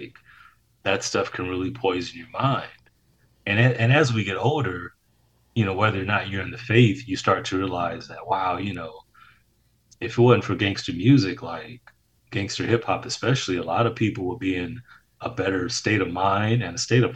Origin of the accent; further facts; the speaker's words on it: Detroit, Michigan, United States; a kid born and raised in Detroit, Michigan